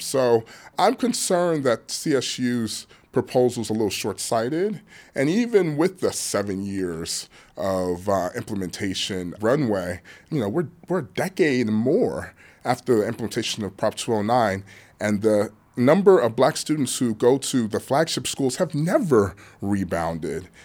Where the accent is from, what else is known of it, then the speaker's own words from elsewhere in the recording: Los Angeles, California, United States; my hometown, sunny Los Angeles